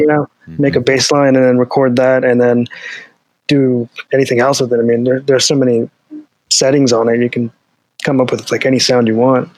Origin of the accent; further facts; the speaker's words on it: Delaware, United States; now in Alexandria, United States; I'm from Delaware originally.